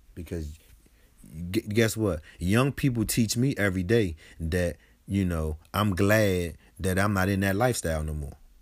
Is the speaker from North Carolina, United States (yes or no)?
no; Washington, District of Columbia, United States; I grew up on Sixth Street Southeast, Ward A D C